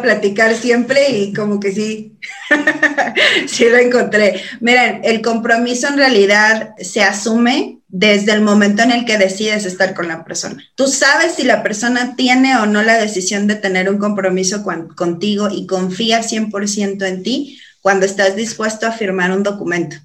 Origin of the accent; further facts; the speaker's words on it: San Luis Potosí, Mexico; moved away; soy de San Luis Potosí, estoy más para el norte que para acá